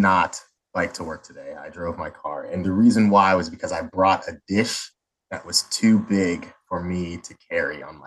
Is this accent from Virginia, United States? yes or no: yes; Northern Virginia, United States; I grew up in Northern Virginia, just outside of DC, to a child of immigrants from the nation of Sierra Leone in West Africa